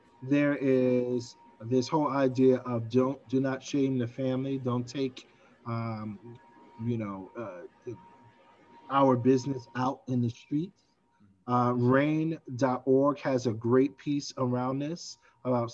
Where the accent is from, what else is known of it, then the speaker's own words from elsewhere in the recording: New York City, New York, United States; I grew up in Brownsville Projects, where it is infamous for a crime today, this day, and has been so for years